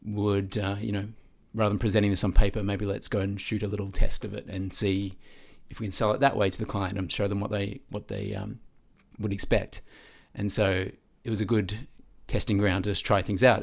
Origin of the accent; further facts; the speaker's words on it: Melbourne, Victoria, Australia; I grew up in Vermont South